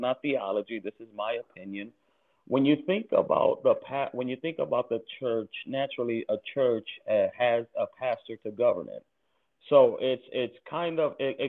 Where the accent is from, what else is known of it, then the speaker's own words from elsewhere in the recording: Cleveland, Ohio, United States; I grew up on Cleveland, born, Cleveland raised